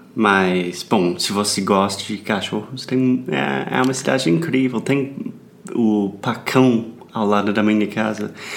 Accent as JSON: {"language": "Portuguese", "country": "United States", "second_language": "Portuguese", "said": "I'm an American learning Brazilian Portuguese."}